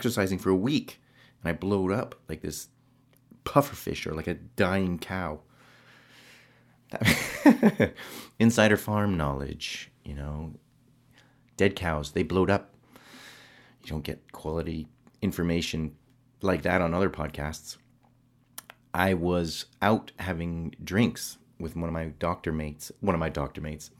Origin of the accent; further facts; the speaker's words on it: Canada; also born or lived in England; now in United Kingdom; being Canadian